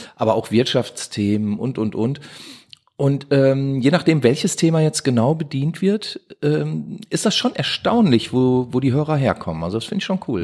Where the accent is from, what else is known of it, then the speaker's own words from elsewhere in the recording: Duisburg, North Rhine-Westphalia, Germany; Bin ja Duisburger Jugend, bin hier geboren, erst in Meidrich aufgewachsen